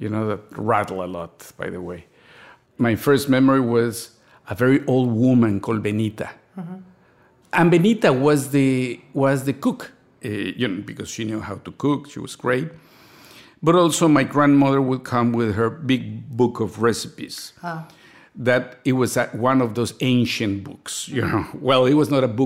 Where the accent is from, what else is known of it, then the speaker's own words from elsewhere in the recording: Mexico City, Mexico; A middle-class family in Mexico growing up in the 60s and the 70s